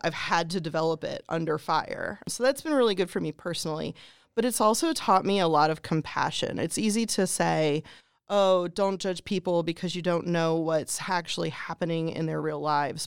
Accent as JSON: {"language": "English", "region": "Pennsylvania", "country": "United States", "tie": "born or raised there", "moved": "as an adult", "lives_now": "Greene County, United States", "said": "I grew up in Pennsylvania"}